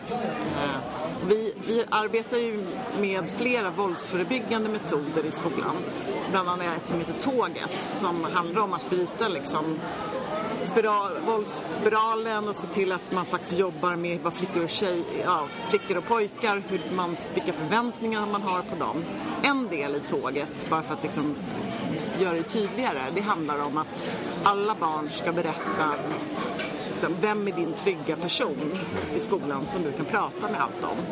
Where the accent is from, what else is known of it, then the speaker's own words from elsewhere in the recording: Nacka, Stockholm County, Sweden; also born or lived in Lidingö / Vallentuna / Täby / Bromma; now in Botkyrka, Sweden; Jag är då född på Södra BB uppväxt i Nacka